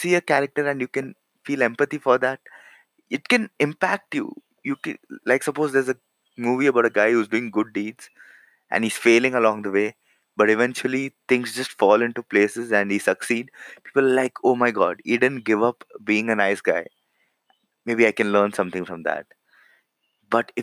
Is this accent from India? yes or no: yes; India; I'm from India.